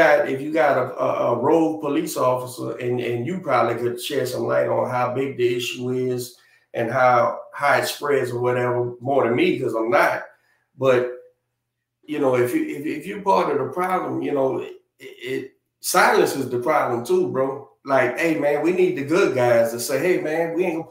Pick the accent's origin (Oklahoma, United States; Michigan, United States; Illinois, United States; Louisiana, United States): Louisiana, United States; New Orleans